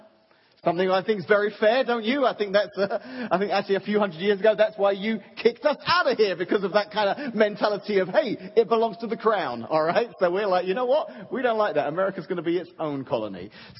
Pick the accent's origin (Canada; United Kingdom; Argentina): United Kingdom; Suffolk, East of England; moved away; It's actually not far from where I grew up, in Suffolk, England.